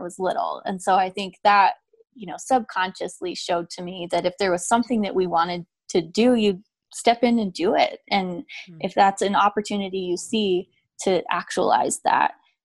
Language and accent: English; Idaho, United States; I was a child of divorce and I grew up in Idaho and my father is gay